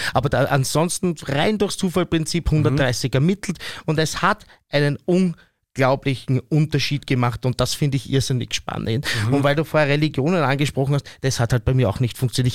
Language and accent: German; Vienna, Austria; wir schon als Wiener oder als Österreicherinnen und Österreicher, Wienerinnen und Wiener